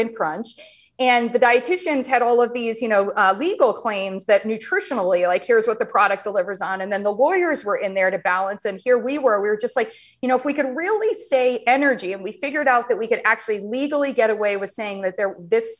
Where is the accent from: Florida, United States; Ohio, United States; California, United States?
Ohio, United States; moved away; I grew up in Ohio